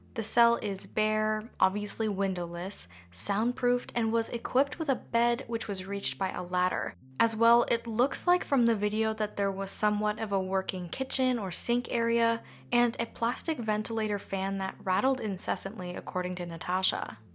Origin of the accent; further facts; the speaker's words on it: Canada; I'm Canadian